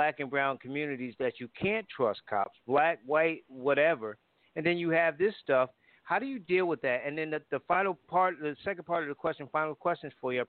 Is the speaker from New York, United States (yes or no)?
no; Connecticut, United States; moved away; I grew up in Franklin Street Projects.